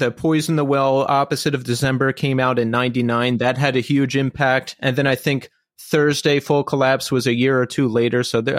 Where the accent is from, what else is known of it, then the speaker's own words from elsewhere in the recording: Philadelphia, Pennsylvania, United States; I grew up in suburban Philadelphia.